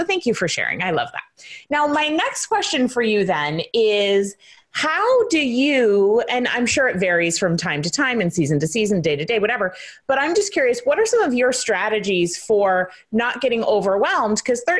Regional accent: United States; of course I'm American, you're Australian

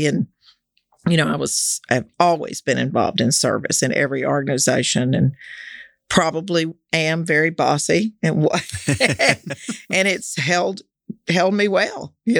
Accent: Fort Worth, Texas, United States; Yeah, I grew up in Fort Worth. I was born here.

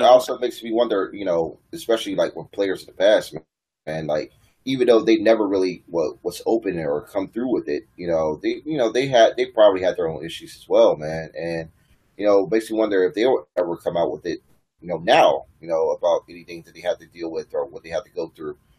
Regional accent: Richmond, Virginia, United States; my hometown VCU Rams

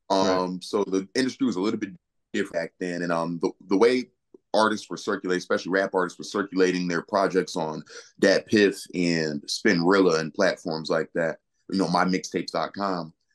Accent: Naugatuck, Connecticut, United States; the first time I ever performed was actually at the YMCA in my hometown, Naugatuck, Connecticut.

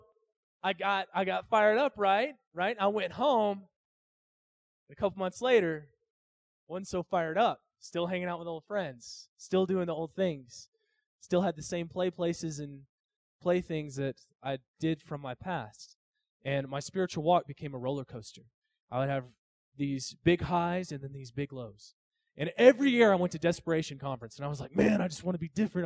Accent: Arkansas, United States; I grew up hillbilly and grew up in Arkansas

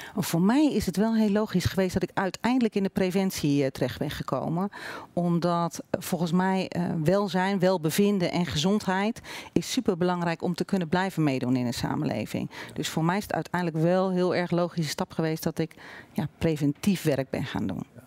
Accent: Olst, Overijssel, Netherlands; now in Zwolle, Netherlands; Geboren en getogen in Olst, dichtbij Weijen.

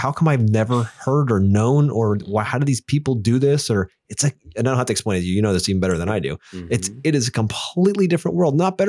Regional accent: Pennsylvania, United States; I was born and raised here in Pennsylvania, and, you know, my family, we traveled all over the United States.

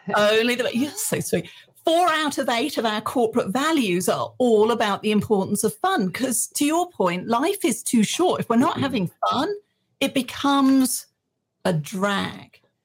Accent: England, United Kingdom; moved away as an adult; now in Texas, United States; I was born in England.

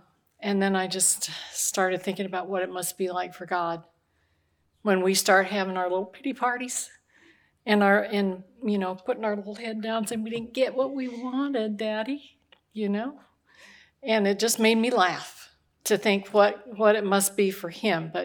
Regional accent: Omaha, Nebraska, United States; moved away; I was raised in Omaha, Nebraska

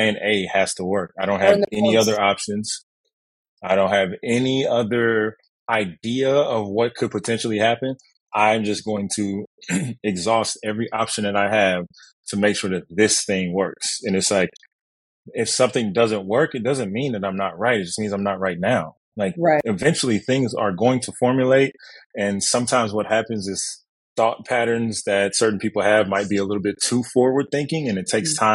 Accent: Kansas City, Missouri, United States; moved away as an adult; now in Los Angeles, United States; as a kid growing up in Kansas City

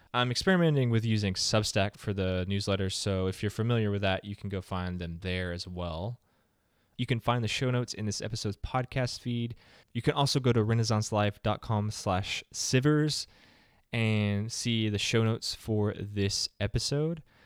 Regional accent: the South, United States; I'm from the South

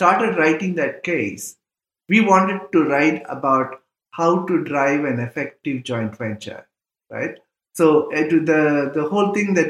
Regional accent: India; moved away as an adult; also born or lived in Indiana, United States; I'm from India

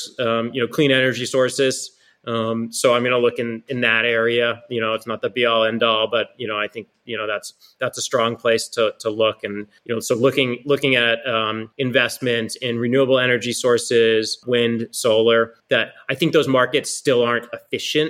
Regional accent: Massachusetts, United States; I grew up in Massachusetts, and I bleed green

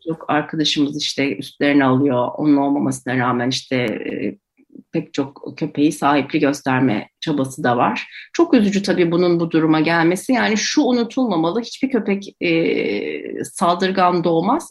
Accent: Ankara, Turkey; Ben Ankara'da büyüdüm

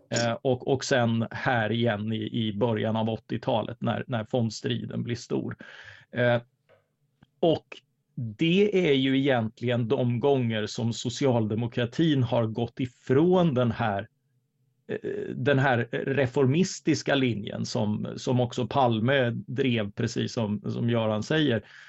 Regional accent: Karlskrona, Blekinge, Sweden; jag är uppvuxen i Karlskrona

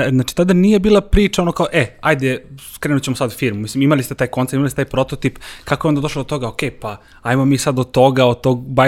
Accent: Serbia

